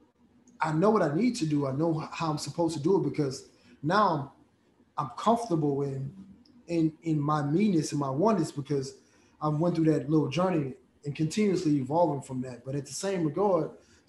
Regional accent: United States; also born or lived in Nigeria; I'm a Nigerian boy, you know, growing up in America

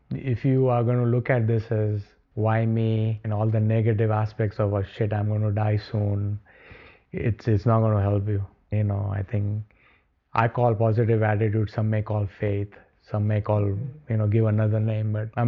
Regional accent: India; moved away; Before all of this happened, growing up in India, you, you generally don't talk about illnesses.

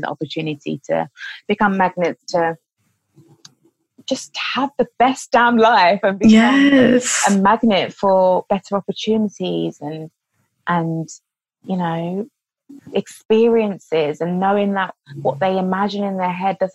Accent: London, United Kingdom; I'm from London

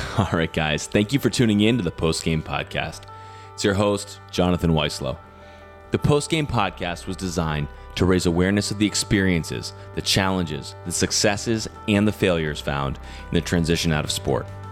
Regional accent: Virginia, United States; Again, I'm from Virginia

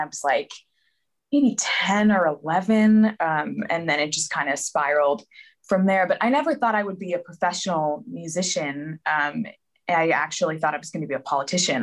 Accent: Philadelphia, Pennsylvania, United States; born or raised there; moved away as an adult; also born or lived in London

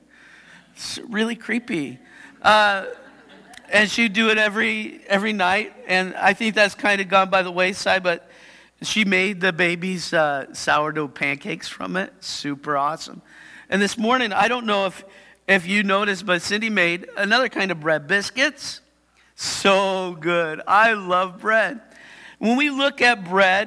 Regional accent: Yakima, Washington, United States; Shows I'm from Yakima.

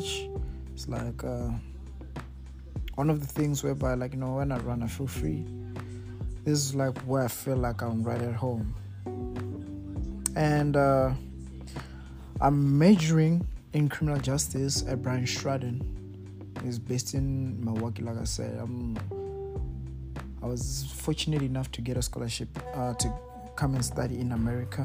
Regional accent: Mokopane, Limpopo, South Africa; moved away as an adult; now in United States; like I said, I'm from Mokopane, but I'm currently residing in the United States.

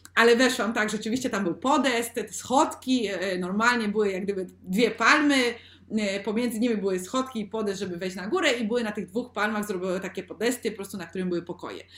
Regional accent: Sosnowiec, Silesian Voivodeship, Poland; now in Spain; u mnie w Sosnowcu. Jestem teraz w Polsce, ja obecnie mieszkam w Hiszpanii

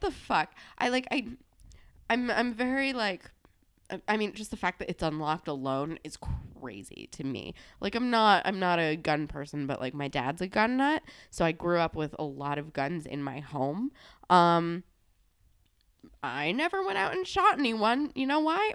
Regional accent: New Jersey, United States; we're from New Jersey.

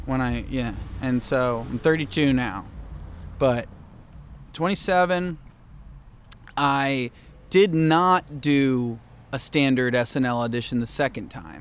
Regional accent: Cincinnati, Ohio, United States; also born or lived in Chicago, Illinois; now in Los Angeles, United States; I was born in Cincinnati

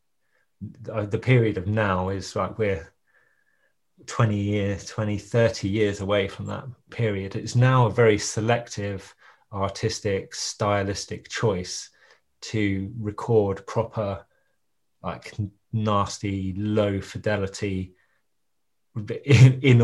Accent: Ipswich, East of England, United Kingdom; I'm from Ipswich, and I was a teenager in the 90s.

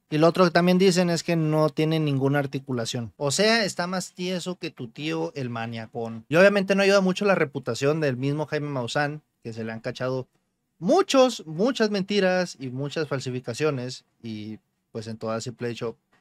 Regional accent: Mexico; nosotros mexicanos

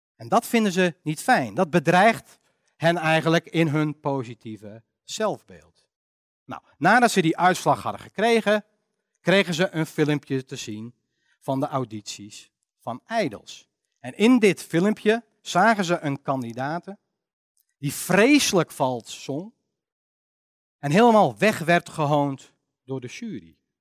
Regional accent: Netherlands; wij wel als Nederlanders

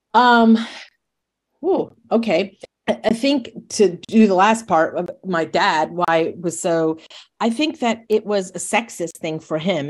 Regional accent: Monroe, New York, United States; I grew up in Monroe, New York, which is an hour north of New York City

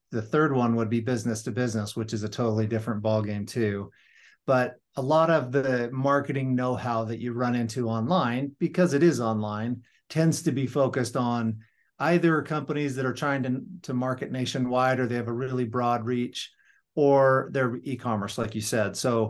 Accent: Las Vegas, Nevada, United States; now in North Ogden, United States; I'm originally from Las Vegas, Nevada. I live in northern Utah now, in a little town called North Ogden.

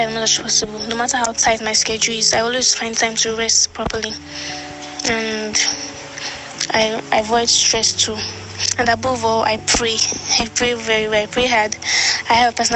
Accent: Kogi, Nigeria; now in Niger State, Nigeria; I'm from Kogi State, but I live in Niger State

